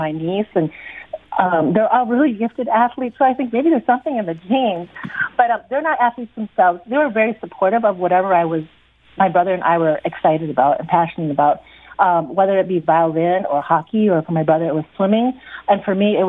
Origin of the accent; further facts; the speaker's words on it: Mankato, Minnesota, United States; also born or lived in Erie, Pennsylvania; now in St. Louis, United States; I was born in Erie, Pennsylvania. My parents come from China and Taiwan, and I grew up in Mankato, Minnesota